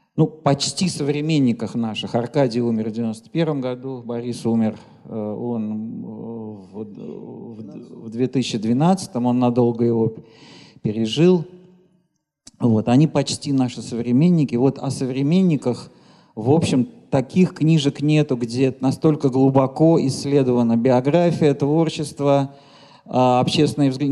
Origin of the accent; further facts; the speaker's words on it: Moscow, Russia; как москвич